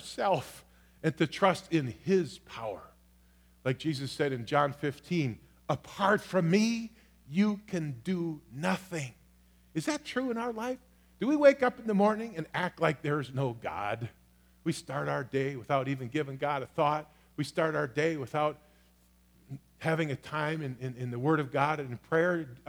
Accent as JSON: {"language": "English", "country": "United States", "said": "I am first a Christian. I am secondly an American"}